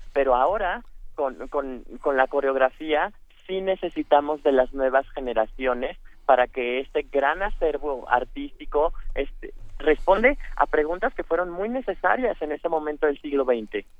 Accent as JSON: {"language": "Spanish", "country": "Mexico", "said": "como mexicanos"}